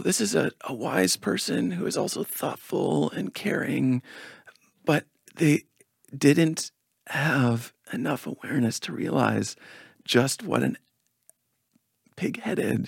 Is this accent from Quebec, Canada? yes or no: no; Victoria, British Columbia, Canada; now in Sedona, United States; my hometown of Victoria, BC, which is very folk oriented